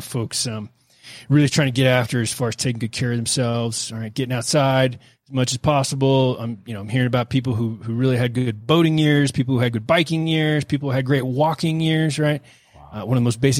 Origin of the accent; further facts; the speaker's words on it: Houston, Texas, United States; I grew up in Houston